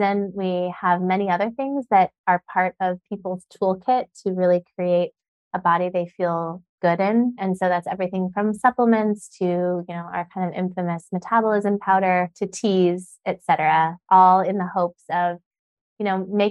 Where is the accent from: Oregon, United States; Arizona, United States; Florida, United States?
Arizona, United States; Sedona; I grew up in Sedona